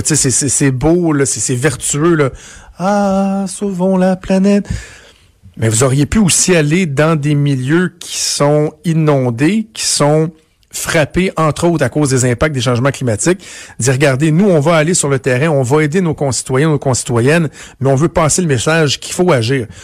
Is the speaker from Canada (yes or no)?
yes; Canada; chez nous, au Canada